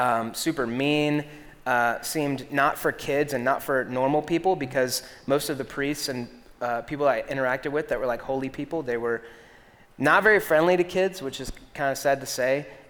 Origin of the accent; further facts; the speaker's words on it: Greenville, South Carolina, United States; also born or lived in Columbia, South Carolina / Florida / Alabama / Atlanta; I was born in Columbia, South Carolina, right in Lexington, where you guys are at. And then we moved to Florida for 6 months. So I was in Columbia for 5 years. Florida for 6 months, Alabama for 3 years, Atlanta for 1 year, and then to Greenville.